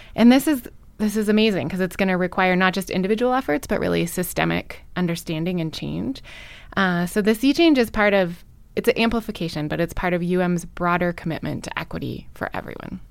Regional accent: Missoula, Montana, United States; I grew up in Missoula

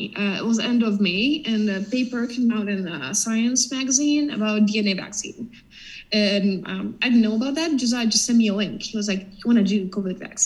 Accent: Ukraine; I'm from Ukraine

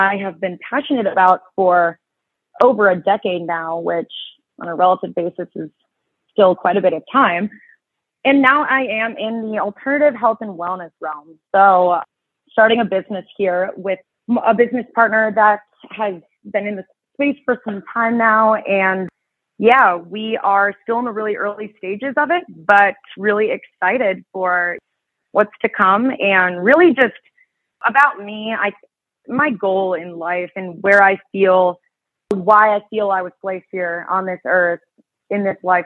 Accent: Chicago, Illinois, United States; I was born and raised here in Chicago

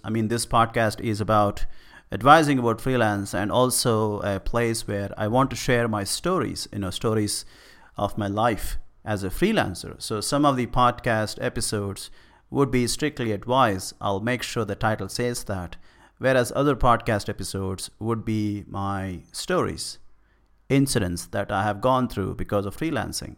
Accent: India; I am from India

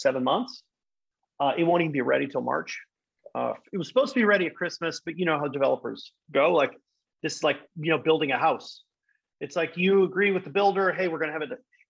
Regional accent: Netherlands; moved away as an adult; also born or lived in England; I'm from the Netherlands. If you didn't know that, now you know. Born and raised.

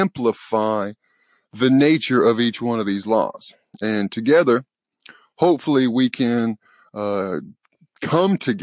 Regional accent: the South, United States; accent: southern; my southern accent

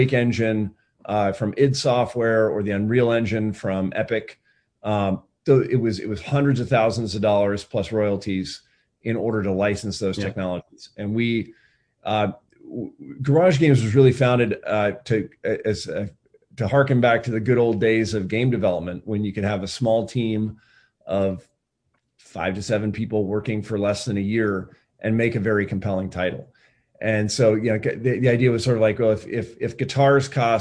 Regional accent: Eugene, Oregon, United States; also born or lived in Berkeley; moved back actually to my hometown of Eugene, Oregon

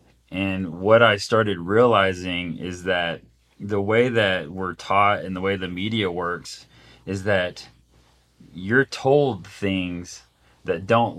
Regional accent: Atlanta, Georgia, United States; I grew up in Atlanta, Georgia.

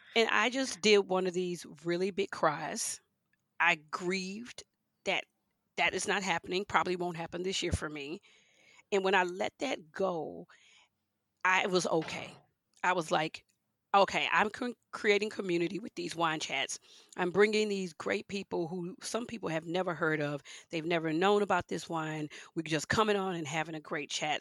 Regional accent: Houston, Texas, United States; also born or lived in Leesville, Louisiana; I grew up in Houston, Texas

